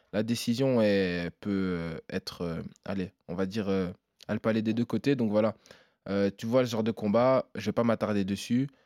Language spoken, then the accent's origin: French; Namur, Wallonia, Belgium; je suis belge